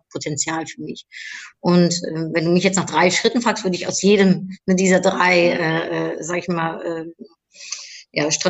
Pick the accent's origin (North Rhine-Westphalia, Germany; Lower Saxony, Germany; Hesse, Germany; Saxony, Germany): North Rhine-Westphalia, Germany; Cologne; also born or lived in Netherlands; Also ich bin in Holland geboren, in äh, Köln aufgewachsen und äh, äh seitdem 26 Mal umgezogen.